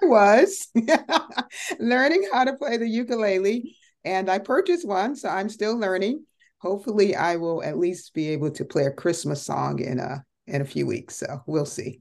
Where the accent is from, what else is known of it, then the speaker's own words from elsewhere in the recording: Connecticut, United States; moved away as an adult; now in Dallas-Fort Worth, United States; I originally was born and raised in Connecticut, so I am a Yankee